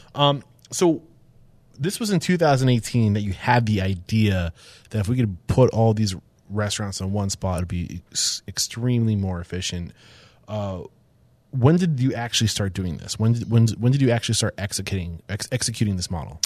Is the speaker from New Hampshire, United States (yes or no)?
yes; New Hampshire, United States; I grew up in East Bumfuck, New Hampshire